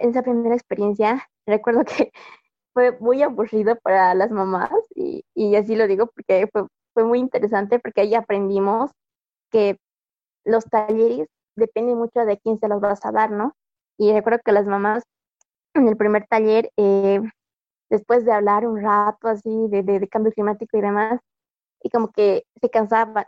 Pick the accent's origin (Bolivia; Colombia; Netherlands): Bolivia